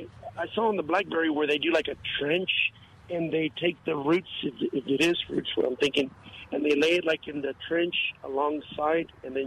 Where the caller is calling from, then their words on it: Castroville, Texas, United States; I'm calling from Castroville, Texas.